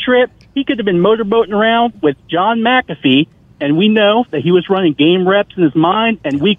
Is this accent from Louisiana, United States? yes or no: no; Tampa, Florida, United States; now in South Carolina, United States; I was born and raised in Tampa, Florida.